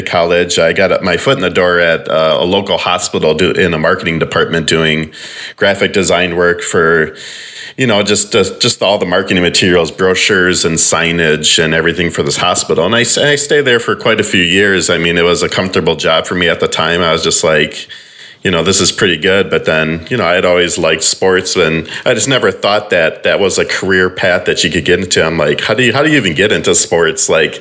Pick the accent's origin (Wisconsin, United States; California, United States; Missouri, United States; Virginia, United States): Wisconsin, United States; Racine; So I grew up in Wisconsin in a small town just outside of Milwaukee, right along the lake called Racine, Wisconsin